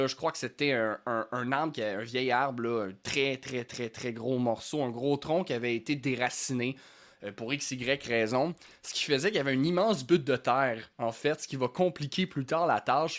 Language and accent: French; Lanaudière, Quebec, Canada; j'ai grandi dans la Nadière